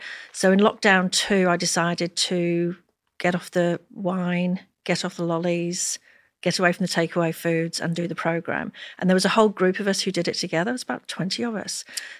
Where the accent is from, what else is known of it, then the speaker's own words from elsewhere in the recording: Liverpool, North West England, United Kingdom; now in Melbourne, Australia; I'm from Liverpool in England recently. We came here 30 years ago.